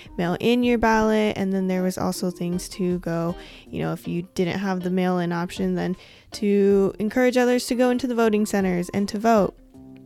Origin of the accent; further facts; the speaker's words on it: West Coast, United States; I'm from the West Coast